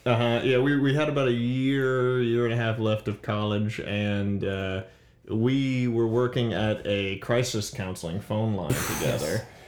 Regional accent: New Iberia, Louisiana, United States; moved away; I was raised in New Iberia

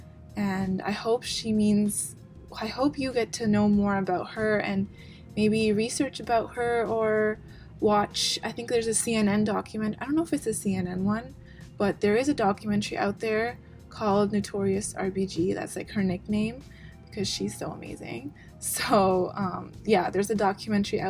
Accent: Canada; as Canadian citizens

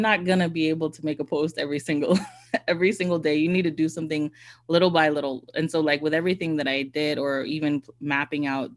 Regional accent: Bahamas; I'm technically not a Bahamian, but am a Bahamian

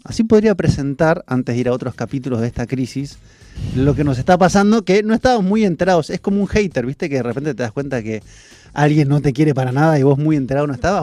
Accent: Argentina

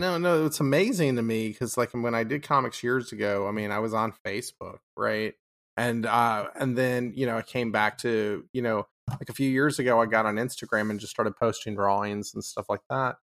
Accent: Austin, Texas, United States; I'm from Austin

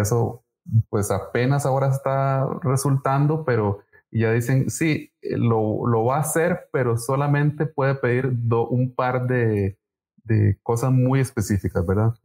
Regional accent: Costa Rica; aquí en nuestro país

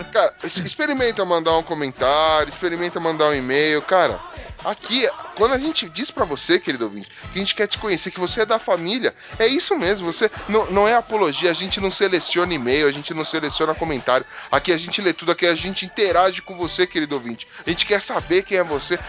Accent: São Paulo, Brazil; Eu sou da ZL de São Paulo

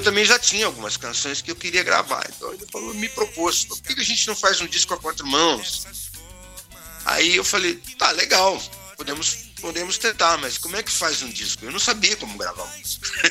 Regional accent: Belo Horizonte, Minas Gerais, Brazil; moved away; also born or lived in Ouro Preto; eu nasci em Ouro Preto, mas a minha família foi para Belo Horizonte quando eu era muito pequeno, quando eu tinha um ano de idade. Uhum. Minha família se mudou para Belo Horizonte. Em Belo Horizonte foi onde eu cresci

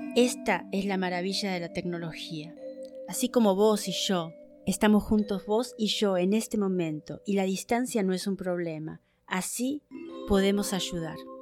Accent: Buenos Aires, Argentina; now in United States; Yo nací en la República Argentina, en Buenos Aires, y hace 30 años me mudé a los Estados Unidos.

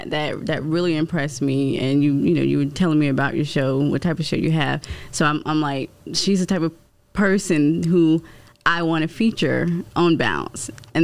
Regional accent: Florence, United States; I'm from Florence. Mm. So with that, before all of this, I went home all the time. It was 2 hours away.

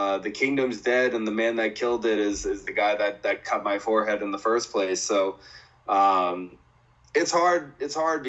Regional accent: Boston, Massachusetts, United States; my hometown in Boston

